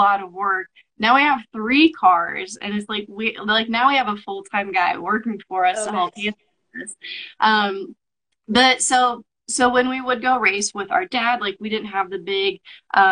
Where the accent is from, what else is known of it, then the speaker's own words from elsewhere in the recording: Kansas, United States; I'm from Kansas